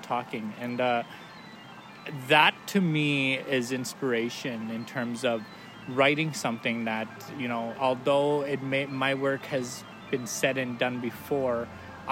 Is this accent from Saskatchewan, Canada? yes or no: yes; Saskatchewan, Canada; also born or lived in Banff; now in Calgary, Canada; I'm from Soto First Nation, Saskatchewan. I'm Plains